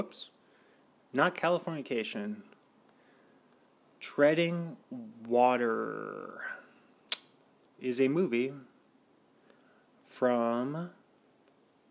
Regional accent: Washington, United States; the state of Washington, my home state

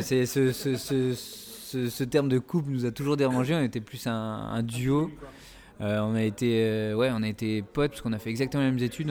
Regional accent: Épinal, Grand Est, France; on vient tous les deux d'Épinal

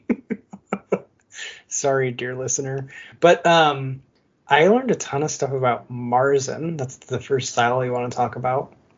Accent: Michigan, United States; now in California, United States; I grew up in Michigan

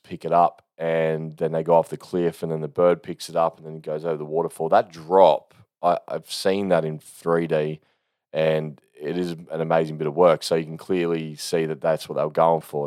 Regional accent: Australia; I'm an Aussie

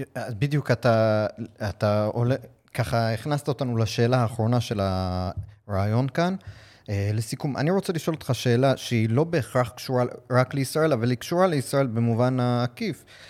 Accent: United States; now in Israel; קודם כל זה הבית שלי, נולדתי שם, גדלתי שם

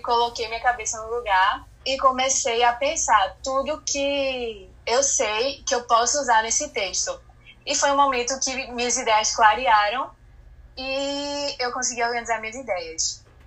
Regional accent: Recife, Pernambuco, Brazil; eu tenho 16 anos, é, sou de Recife e estudo no Marista São Luís.

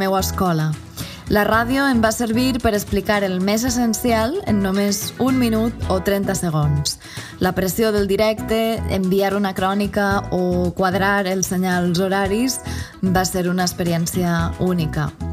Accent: Llombai, Valencian Community, Spain; moved away as an adult; also born or lived in Barcelona; now in Tortosa, Spain; Soc valenciana, establerta a les Terres de l'Ebre, amb un peu a Barcelona. Vaig nàixer a Llombai, un poble de 2.600 habitants, a la Ribera Alta

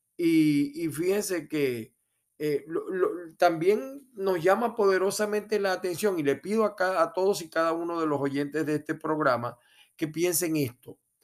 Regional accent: Venezuela; now in United States; en mi país, Venezuela

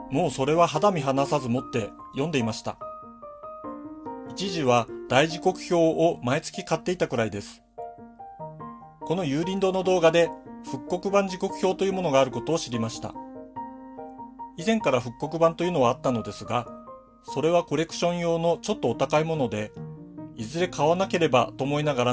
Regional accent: Hokkaido, Japan; also born or lived in Yokohama; 僕が生まれ育ってこれまでの大半の人生を過ごしているのは北海道ですが、ずいぶん前に2年ほど横浜に住んでいたことがあります。

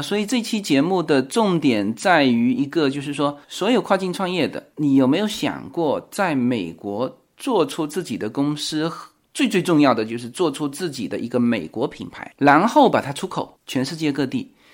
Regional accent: China; 我们中国人

